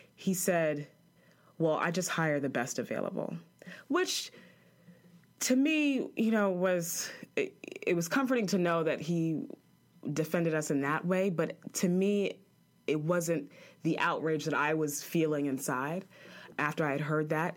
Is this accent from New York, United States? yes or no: yes; New York, United States; moved away as an adult; also born or lived in Chapel Hill, North Carolina / Greenville, North Carolina; I'm a girl from New York